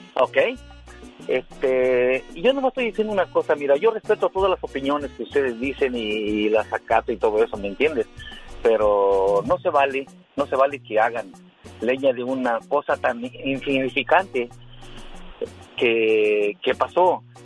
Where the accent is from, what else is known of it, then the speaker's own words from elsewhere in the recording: Cruz Azul, Jasso, Hidalgo, Mexico; yo soy de Cruz Azul de Jaso Hidalgo